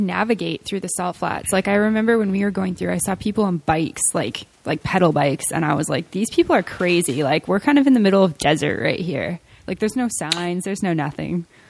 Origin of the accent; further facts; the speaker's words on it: Alberta, Canada; I'm from Alberta